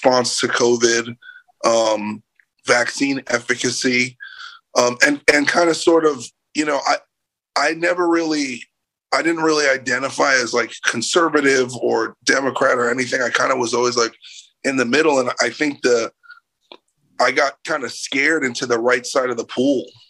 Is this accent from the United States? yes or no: yes; New York City, New York, United States; moved away; also born or lived in Los Angeles; I'm from New York City originally, and I lived in LA for like 16 years